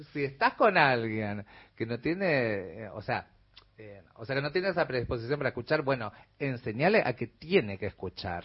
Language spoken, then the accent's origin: Spanish; Corrientes, Argentina; moved away as an adult; now in Buenos Aires, Argentina; Yo soy nacida acá en Buenos Aires, pero a mi muy temprana edad me fui a vivir a Corrientes, o sea que soy más correntina que yacaré